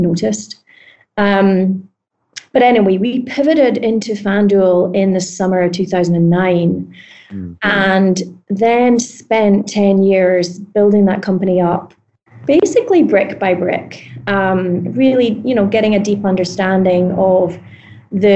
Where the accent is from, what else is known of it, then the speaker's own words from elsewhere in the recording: Scotland, United Kingdom; moved away as an adult; now in New York, United States; I'm Scottish.